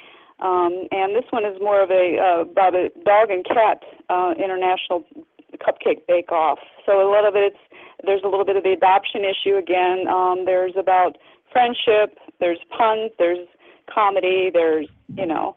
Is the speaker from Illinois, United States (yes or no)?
yes; Peoria, Illinois, United States; now in Rockford, United States; I'm actually from that down by the Peoria area